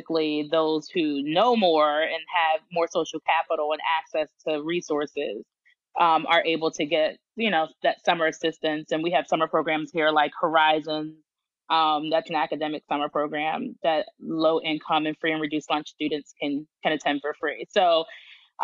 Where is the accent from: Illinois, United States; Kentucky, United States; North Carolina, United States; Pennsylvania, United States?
Pennsylvania, United States; Philadelphia; now in Georgia, United States; I grew up in Philly